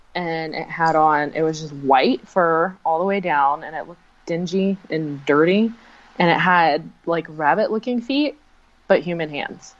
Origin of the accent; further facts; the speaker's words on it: Florida, United States; I'm from Florida